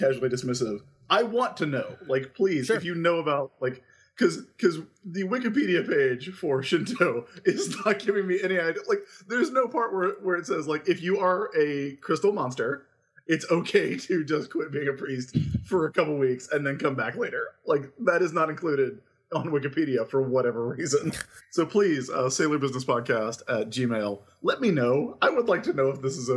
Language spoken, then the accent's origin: English; United States; as a American viewer